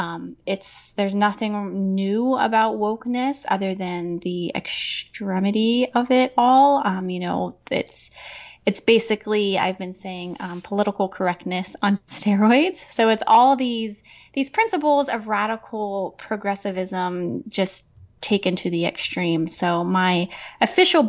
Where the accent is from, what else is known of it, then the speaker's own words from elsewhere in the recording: central Pennsylvania, United States; moved away as an adult; I had moved about 6 years ago now back to my hometown in central Pennsylvania